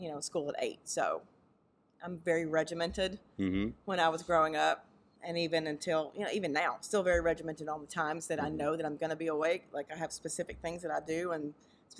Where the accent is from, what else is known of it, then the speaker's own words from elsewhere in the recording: Mississippi, United States; I'm from Mississippi. So growing up in the Deep South